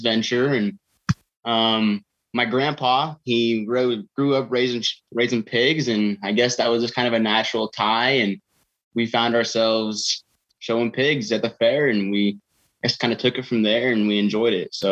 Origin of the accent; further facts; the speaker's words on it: Murtaugh, Idaho, United States; I was raised in Murtaugh. I've lived in the same house my whole life